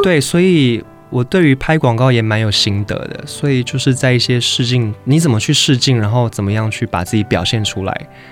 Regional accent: Kaohsiung, Taiwan; 我是高雄人。

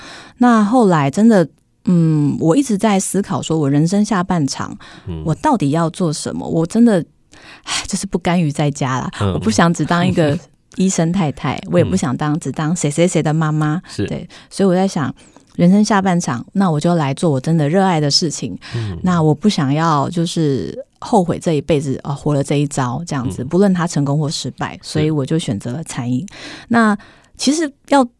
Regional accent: Chiayi, Taiwan; now in Taipei, Taiwan; 那我是北漂上来，我以前是嘉我是嘉义人，我在台北一个亲戚都不认识

